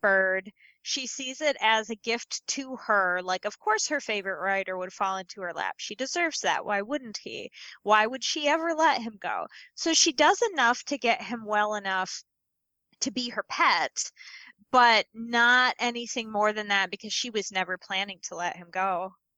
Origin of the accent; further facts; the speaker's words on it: Midwest, United States; as a Midwesterner